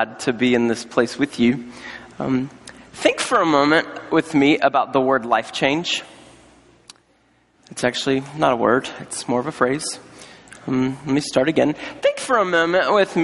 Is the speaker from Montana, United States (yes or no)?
no; North Carolina, United States; I was on staff at a church in North Carolina, my home state